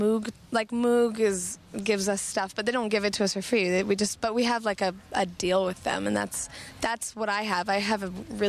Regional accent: Courtenay, British Columbia, Canada; also born or lived in Merville, British Columbia; I grew up in Courtney

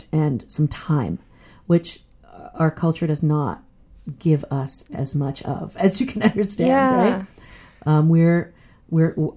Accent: Vancouver, British Columbia, Canada; I grew up in Southeast Vancouver, and I'm still here

